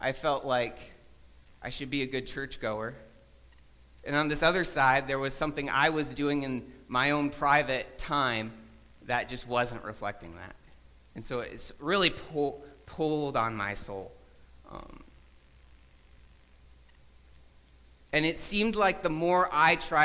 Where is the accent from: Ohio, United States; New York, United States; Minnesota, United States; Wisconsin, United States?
Ohio, United States; Toledo; I was born in Toledo